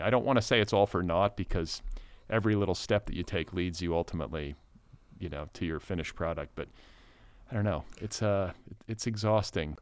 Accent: United States; as an American

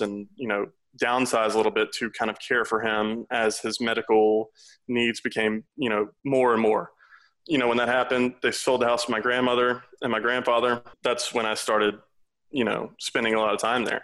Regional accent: South Louisiana, United States; I'm originally from South Louisiana

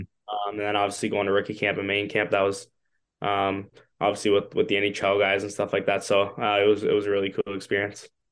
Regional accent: Toronto, Ontario, Canada; growing up in Toronto

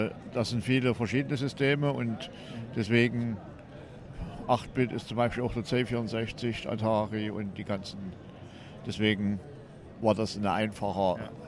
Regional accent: Wurzen, Saxony, Germany; Ja, ich bin der …. Ich komme aus Wurzen, bin hier Privataussteller, das ist eine eigene Sammlung.

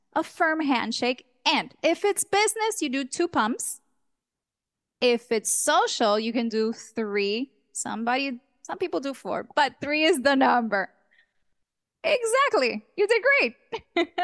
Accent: Dominican Republic; also born or lived in New York; I was born in New York. This, this child came from the Big Apple, but Dominican parents, a hundred percent Dominican. So when I was a child, we all moved to Dom, the Dominican Republic. I grew up there, went to school, did high school, college.

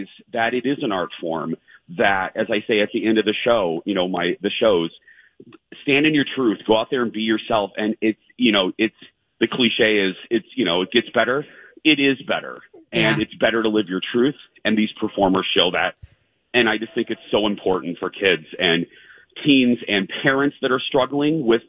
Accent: Indiana, United States; now in Minneapolis, United States; I grew up in Indiana and gay in Indiana ain't fun.

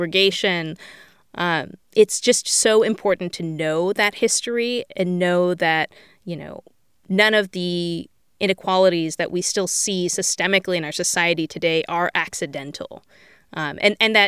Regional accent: Bay Area, California, United States; I grew up in the Bay Area

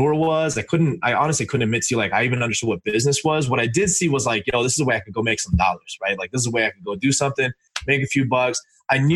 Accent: Los Angeles, California, United States; I grew up in LA in a motel, and I'm Indian

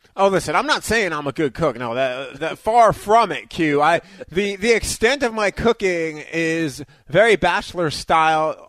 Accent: New York, United States; moved away; also born or lived in Detroit; I grew up in New York

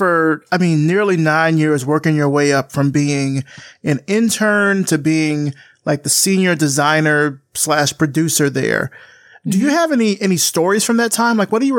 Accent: Selma, Alabama, United States; So John Johnson's wife, Eunice, is from my hometown. She's from Selma, Alabama.

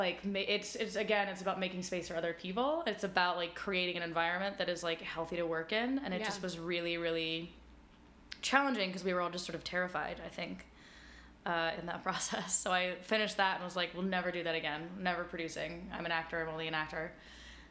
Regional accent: Denver, Colorado, United States; moved away as an adult; also born or lived in New York City; Denver. So this is at Denver School of the Arts

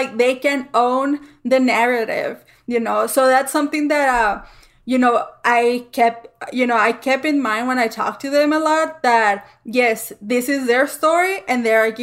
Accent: El Paso, Texas, United States; we're all from El Paso and, like, we're all from the same city and, like, we know the same streets

